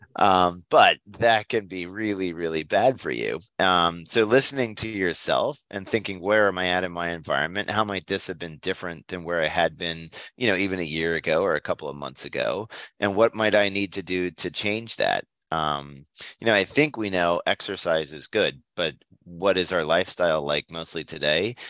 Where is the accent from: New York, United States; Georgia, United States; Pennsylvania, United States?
Pennsylvania, United States; near Hershey; moved away as an adult; also born or lived in Southern California; I come from Pennsylvania, uh, Hershey, Pennsylvania, in fact, is right next door to my hometown